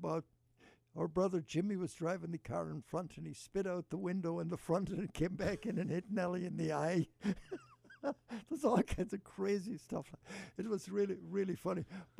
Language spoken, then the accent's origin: English; County Mayo, Connacht, Ireland; now in Cleveland, United States; I grew up in Mayo, and we were not noted for hurling or camogie, but there was a local camogie team.